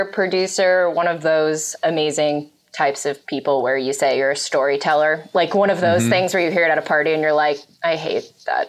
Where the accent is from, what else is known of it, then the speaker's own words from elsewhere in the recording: Los Angeles, California, United States; I grew up in Van Nuys, Valley Pride forever.